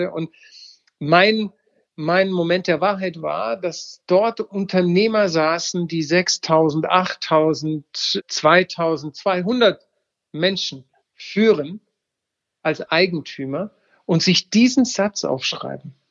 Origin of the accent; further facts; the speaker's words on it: Baden-Württemberg, Germany; ich sage, ich bin selber Schwabe, du hast gerade die Schwaben, man muss schwäbisch agieren